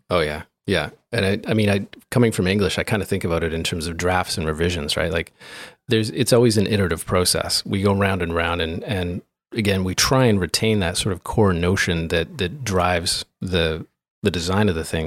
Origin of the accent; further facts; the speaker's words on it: Grand Forks, North Dakota, United States; moved away; back home in where I grew up in Grand Forks